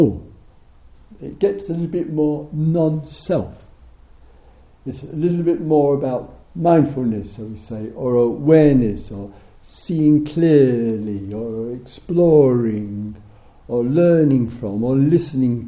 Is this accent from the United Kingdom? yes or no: yes; England, United Kingdom; we're English